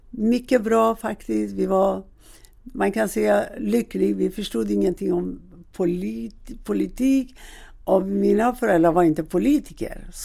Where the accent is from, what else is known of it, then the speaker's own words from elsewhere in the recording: Iran; Swedish is a second language; now in Sweden; och jag ursprungligen kommer jag från Iran.